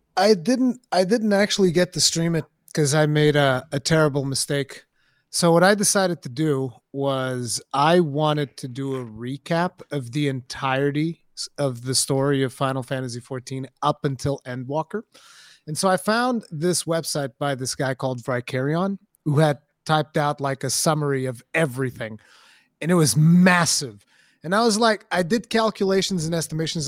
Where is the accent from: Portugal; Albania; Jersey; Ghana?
Portugal; English is a second language; I'm Portuguese, I'm not English.